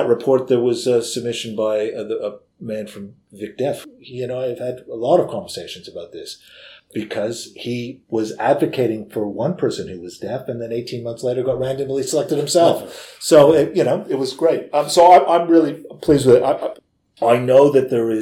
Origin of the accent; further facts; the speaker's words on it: Canada; moved away as an adult; now in Victoria, Australia; my home country of Canada